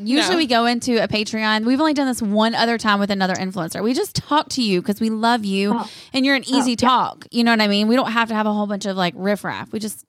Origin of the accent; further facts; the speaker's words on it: the South, United States; Girl, I'm from the South too, but.